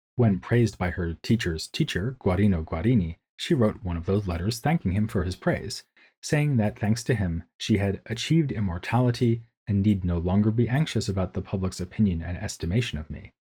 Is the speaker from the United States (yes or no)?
yes; United States; now in Munich, Germany; As an American who can speak German more or less competently